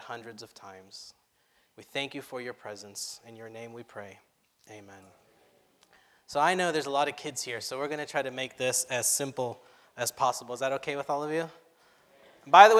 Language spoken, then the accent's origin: English; Orange County, California, United States; I was brought up in the Orange County churches, from the Anaheim Spanish Church to the Sunkist Church